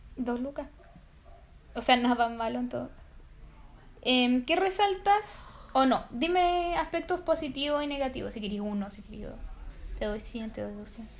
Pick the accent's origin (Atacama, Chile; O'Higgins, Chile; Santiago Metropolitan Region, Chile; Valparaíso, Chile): Atacama, Chile; Copiapó; Nosotros somos de Copiapox